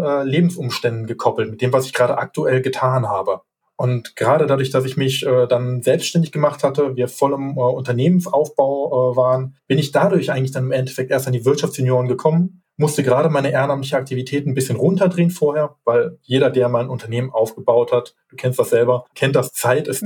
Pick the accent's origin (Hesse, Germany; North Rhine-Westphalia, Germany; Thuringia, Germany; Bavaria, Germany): North Rhine-Westphalia, Germany; Hilden; Ich bin geboren in Hilden, ich wohne auch noch in Hilden